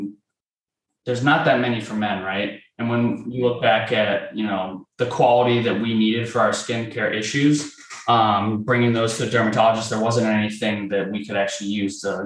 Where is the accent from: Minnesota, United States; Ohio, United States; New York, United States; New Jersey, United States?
Ohio, United States; we're from Ohio